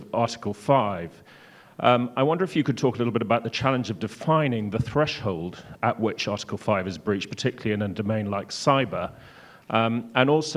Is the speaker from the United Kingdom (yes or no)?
yes; United Kingdom; now in Washington, D.C., United States; I'm a British Exchange Officer here in DC